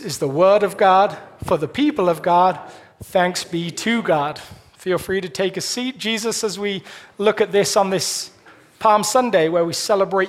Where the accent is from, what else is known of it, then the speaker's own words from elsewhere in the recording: United Kingdom; moved away as an adult; now in Colorado, United States; I'm British